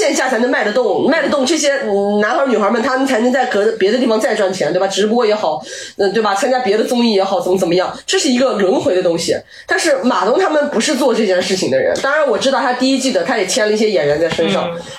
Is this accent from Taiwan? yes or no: no; China; 当然，我觉得这个跟我们中国人太多优秀的文学作品是有关